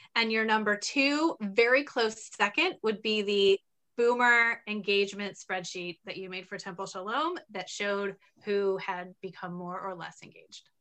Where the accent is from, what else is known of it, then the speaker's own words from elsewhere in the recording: Terre Haute, Indiana, United States; now in Framingham, United States; I grew up in Terre Haute, Indiana, and then bounced around the country a little bit and came to Boston, the Boston area in 2008.